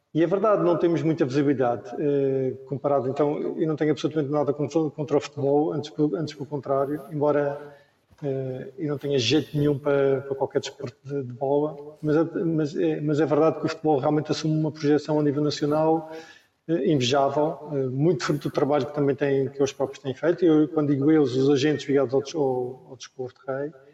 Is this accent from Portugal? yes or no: yes; Madeira, Portugal; nasci no sítio certo, na, na, altura certa, que eu sou da Ilha da Madeira, nasci aqui